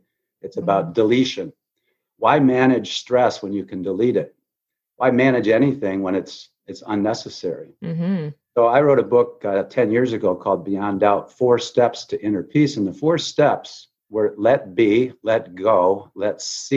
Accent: Grand Rapids, Michigan, United States; also born or lived in Chicago / Notre Dame, Indiana; I moved to my hometown of Grand Rapids, Michigan

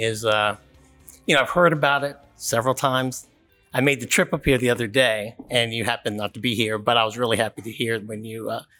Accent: Maryland, United States; my home state of Maryland.

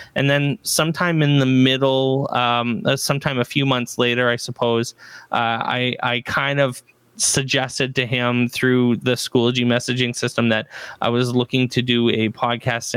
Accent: Barrie, Ontario, Canada; I'm from Barrie, Ontario, Canada

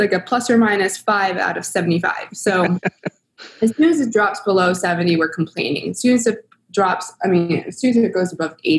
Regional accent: East Coast, United States; moved away as an adult; now in San Diego, United States; I grew up in the East Coast

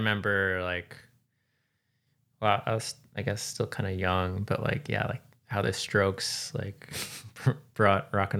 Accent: Milwaukee, Wisconsin, United States; I'm from Milwaukee

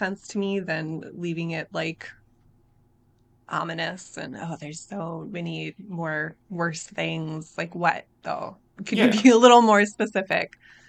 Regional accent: Minnesota, United States; I am from Minnesota.

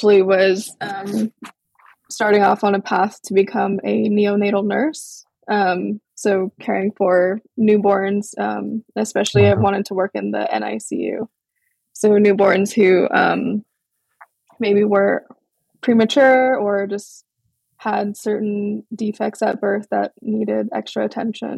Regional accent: Big Island, Hawaii, United States; also born or lived in Portland, Oregon; I was born in Portland, Oregon, and raised on my ancestral homelands in Hawaii on the Big Island, east side, a small town called Papaiko

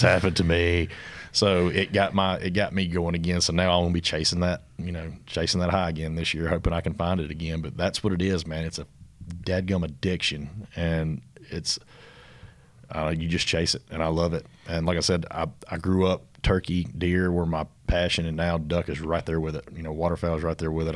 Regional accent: Mississippi, United States; accent: country; we're from Mississippi, born and raised

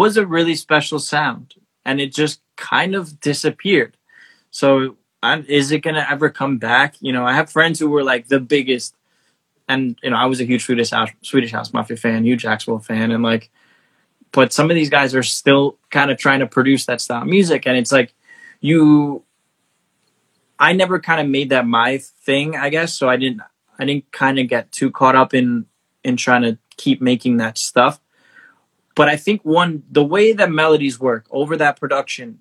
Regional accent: New York City, New York, United States; I'm from Little Neck, which is like border of Queens, Nassau

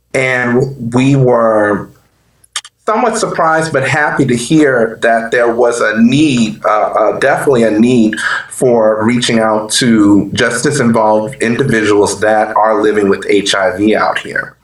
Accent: New Orleans, Louisiana, United States; moved away as an adult; I am from New Orleans, Louisiana, born and raised.

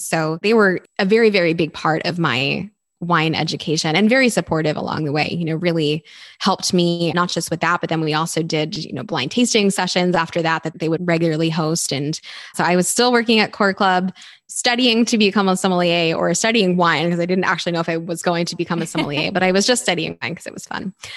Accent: Garnet Valley, Pennsylvania, United States; I grew up outside of Philadelphia in a small town called Garnet Valley

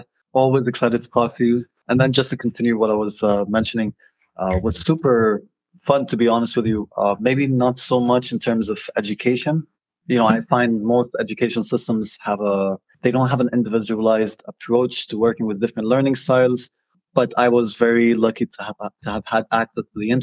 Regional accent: Beirut, Beirut Governorate, Lebanon; moved away as an adult; now in Ottawa, Canada; I grew up in Lebanon, Beirut

